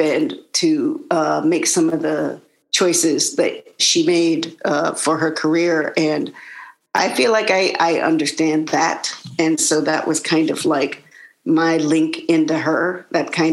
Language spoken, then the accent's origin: English; the South, United States; I grew up in the South and in the 80s and 90s